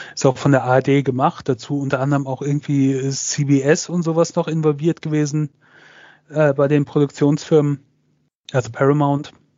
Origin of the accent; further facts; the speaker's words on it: Germany; hier bei uns in Deutschland